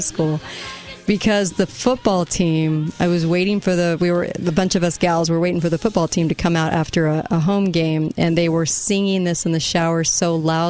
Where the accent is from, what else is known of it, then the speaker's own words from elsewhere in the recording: California, United States; moved away; In California. I know. I hate telling people that because they think I'm this Californian that has moved to my state.